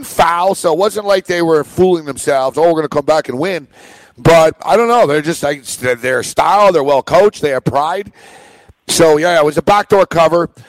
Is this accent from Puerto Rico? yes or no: no; Montreal, Quebec, Canada; also born or lived in Toronto; now in New York, United States; I'm from Montreal, Julio. I'm from Montreal, which is a very cold city